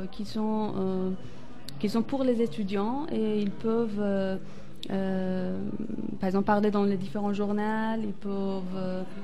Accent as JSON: {"language": "French", "country": "Iran", "moved": "as an adult", "said": "Oui. Voilà. En fait, quand j'étais en Iran, j'ai obtenu mon ingénierie en textile en 2012. Après, j'aimerais, je voulais sortir d'Iran et découvrir d'autres pays."}